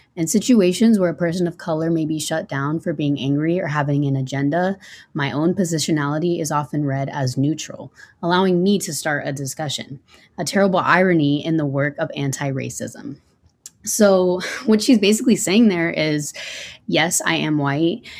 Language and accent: English; San Antonio, Texas, United States; moved away as an adult; now in Denton, United States; I'm from the San Antonio area